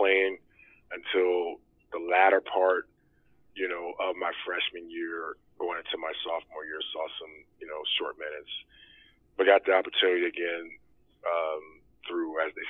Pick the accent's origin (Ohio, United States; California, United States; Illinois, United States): Ohio, United States; Cleveland; now in Cincinnati, United States; Originally from Cleveland